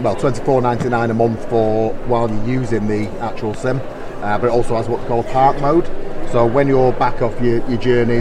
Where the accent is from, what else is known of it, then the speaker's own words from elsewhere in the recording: Manchester, North West England, United Kingdom; I'm from Manchester